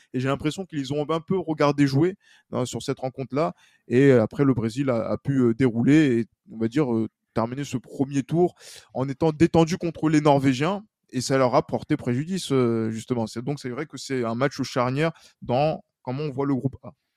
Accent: France; en tant que Français

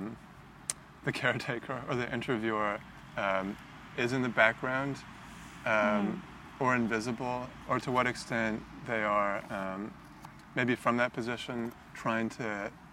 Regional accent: Canada; I'm actually Canadian

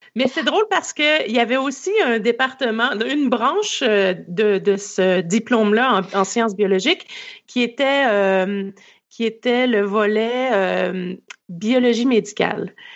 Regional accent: Quebec, Canada; moved away as an adult; also born or lived in Vancouver, Canada; vous allez l'entendre à mon accent. Je suis née au Québec et j'ai grandi au Québec.

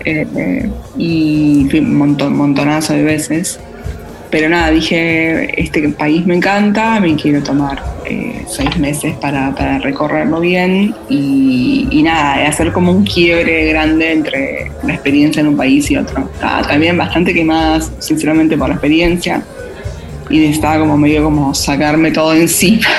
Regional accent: Buenos Aires, Argentina; moved away as an adult; also born or lived in London; now in Amsterdam, Netherlands; nací en Buenos Aires, ciudad grande, viví en Londres, otra ciudad grande

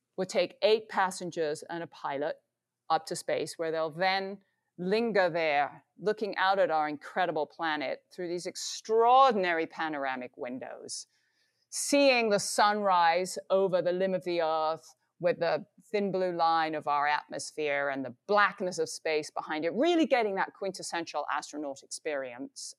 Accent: England, United Kingdom; Growing up in England

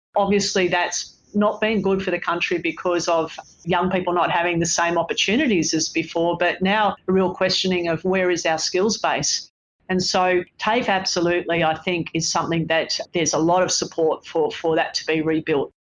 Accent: Sydney, New South Wales, Australia; moved away as an adult; now in Melbourne, Australia; I live by myself in Melbourne and I'm from Sydney.

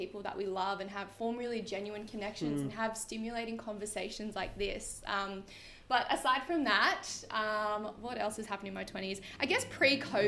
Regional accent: Sydney, New South Wales, Australia; I'm literally from Sydney

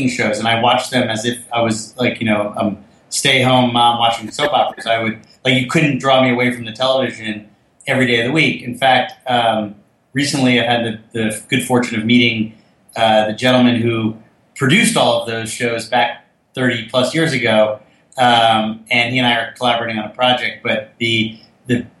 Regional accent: Fort Lee, New Jersey, United States; We grew up in Fort Lee, New Jersey.

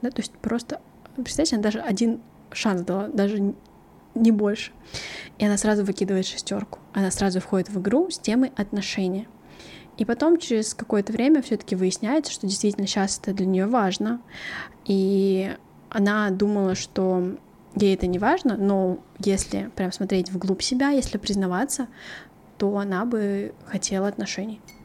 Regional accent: Kattakurgan, Samarqand Region, Uzbekistan; also born or lived in Korea (ancestry); now in South Korea; я родилась в Узбекистане, в городе Катакурган, и моя мама там родилась

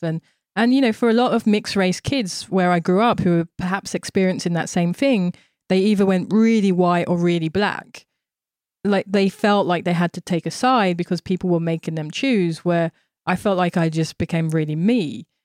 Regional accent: London, United Kingdom; moved away as an adult; also born or lived in Tokyo, Japan; now in New York, United States; when I was growing up in Thamesmead, which was a, a very white racist environment

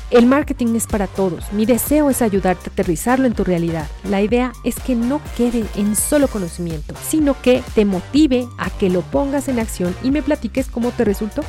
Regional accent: Mexico; Soy de México

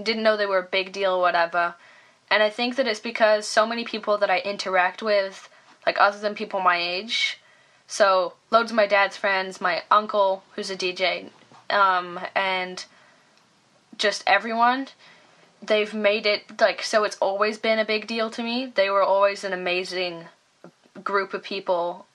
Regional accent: Leeds, Yorkshire and the Humber, United Kingdom; we grew up in Leeds

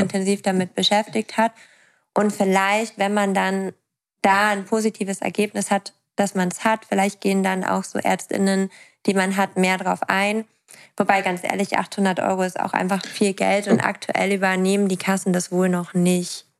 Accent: East Frisia, Lower Saxony, Germany; ich komme ja aus Ostfriesland. Also ich komme vom Dorf.

